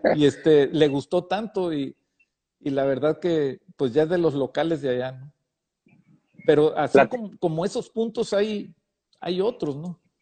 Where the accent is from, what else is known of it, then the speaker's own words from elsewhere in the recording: Baja California, Mexico; como mexicano